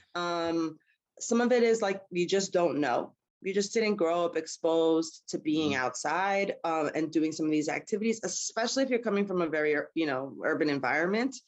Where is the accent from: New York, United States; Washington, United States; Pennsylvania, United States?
New York, United States; New York City; also born or lived in Harlem, New York / Brooklyn, New York; I grew up in in Queens, but I've always been in the city